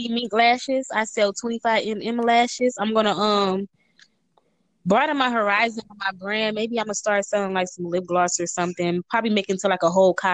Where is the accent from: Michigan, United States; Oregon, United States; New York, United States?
Michigan, United States; Detroit; I'm from Detroit. Michigan